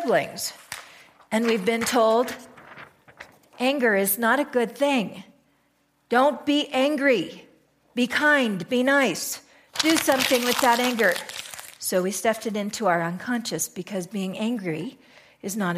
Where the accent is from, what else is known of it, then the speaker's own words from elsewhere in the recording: United States; we're American.